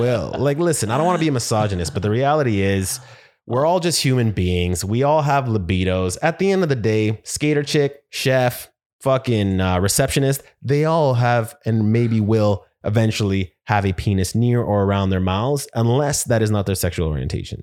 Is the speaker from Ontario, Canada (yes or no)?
no; Winnipeg, Manitoba, Canada; moved away; I'm from Winnipeg originally